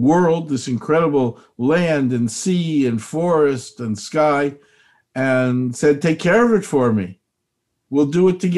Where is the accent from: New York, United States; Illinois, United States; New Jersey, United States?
Illinois, United States; Chicago; moved away; I'm from Chicago originally